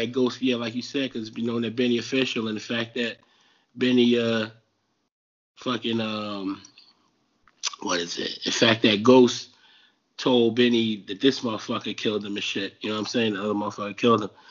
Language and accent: English; New Jersey, United States; I'm from Jersey.